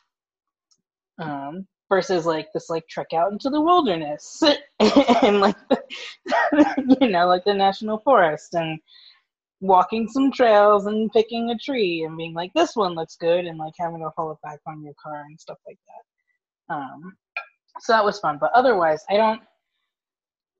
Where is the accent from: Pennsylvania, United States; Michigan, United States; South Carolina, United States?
Pennsylvania, United States; West Chester; I am from Westchester, Pennsylvania, which is about 30, 45 minutes outside of Philly